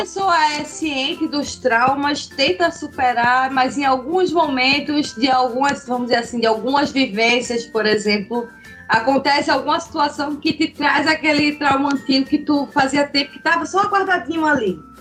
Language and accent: Portuguese; Pernambuco, Brazil; moved away as an adult; now in Santa Catarina, Brazil; Atualmente eu moro em Santa Catarina, mas eu sou natural de Pernambuco